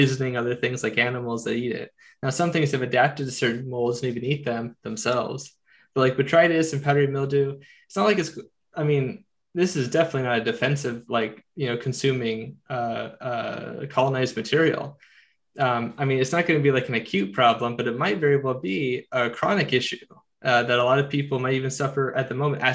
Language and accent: English; United States; as an American